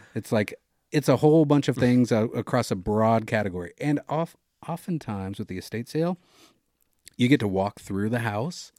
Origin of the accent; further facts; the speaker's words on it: Oregon, United States; born or raised there